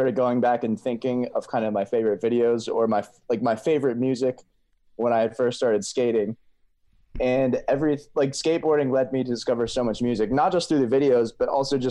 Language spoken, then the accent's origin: English; Pennsylvania, United States; I grew up in Pennsylvania